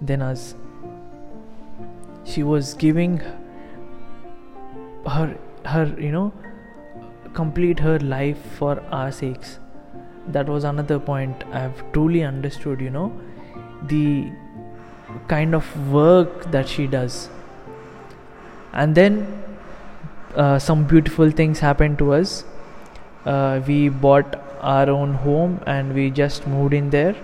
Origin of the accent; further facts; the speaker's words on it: India; as an Indian